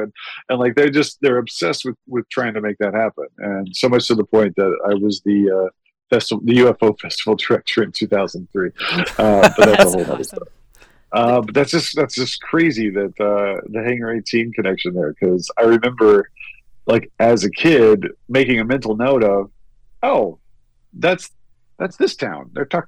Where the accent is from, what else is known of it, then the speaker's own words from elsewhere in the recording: Roswell, New Mexico, United States; moved away as an adult; also born or lived in Waco, Texas / Berlin; I'm actually from Roswell, New Mexico. That's my hometown that I grew up in.